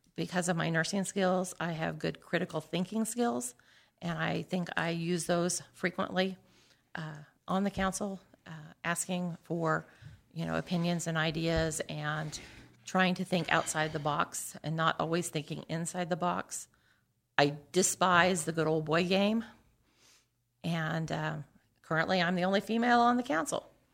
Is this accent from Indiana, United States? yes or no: yes; New Castle, Indiana, United States; I grew up in Newcastle, graduate of Newcastle Chrysler High School.